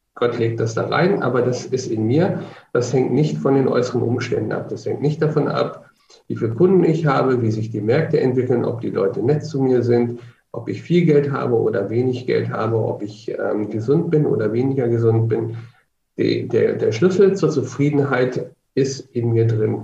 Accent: Hanover, Lower Saxony, Germany; also born or lived in Magdeburg; now in Nuremberg, Germany; ich komme ursprünglich aus Hannover

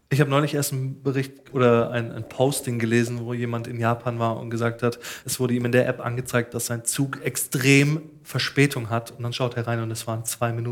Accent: Swabia, Baden-Württemberg, Germany; accent: Swabian

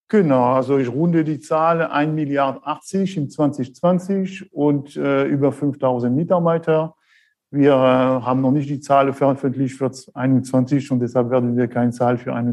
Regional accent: France; accent: French; German is a second language; moved away as an adult; also born or lived in Thuringia; now in Germany; Sie werden schon gleich hören an meinem Akzent. Äh, ich bin der Franzose hier aus dem äh, Schwarzwald.

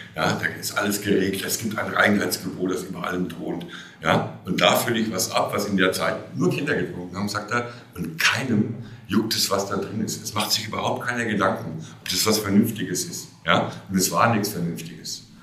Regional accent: Oberelsbach, Bavaria, Germany; Ich, ich komme aus der Rhön. Ich bin tatsächlich auch hier in Oberelsbach geboren und ich sitze hier an dem, dem Ort meiner ganz frühen Kindheit. Ich bin hier zur Schule gegangen.

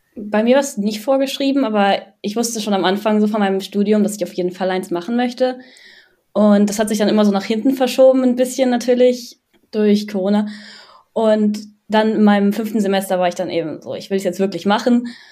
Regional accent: Düsseldorf, North Rhine-Westphalia, Germany; ich komme aus Düsseldorf und studiere auch in Düsseldorf

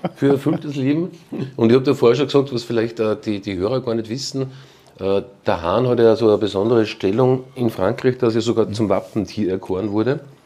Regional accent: Braunau am Inn, Upper Austria, Austria; in Braunau am Inn, ähm, die, meine Heimatstadt

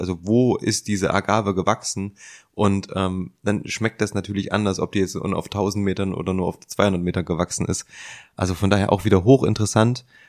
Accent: Leipzig, Saxony, Germany; wir sind alle aus Leipzig

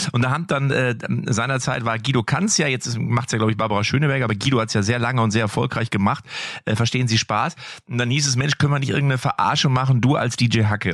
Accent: Lippstadt, North Rhine-Westphalia, Germany; Ich bin ja in Lippstadt gerade, in meiner Heimatstadt

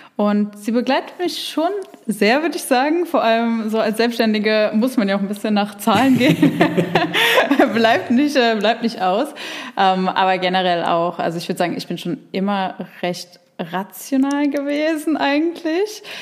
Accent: near Frankfurt, Hesse, Germany; ich komme aus der Nähe von Frankfurt

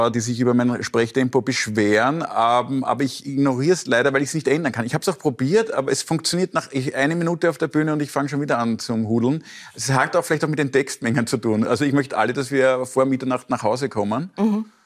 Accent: Austria; Also ich muss mir als Österreicher dann immer angewöhnen, dass wir schon eine Dreiviertelstunde, bevor wir wirklich weggehen, mit der Verabschiedung langsam

